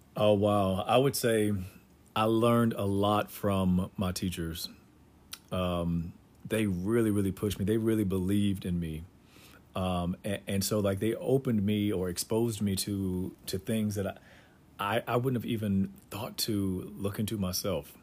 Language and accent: English; Durham, North Carolina, United States; North Carolina and, you know, Durham is, is home. And so it was, it was good for me growing up there